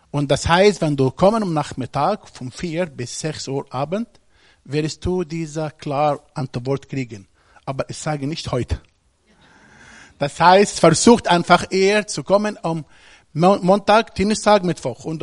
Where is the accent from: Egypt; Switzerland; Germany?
Egypt; Ich komme aus Ägypten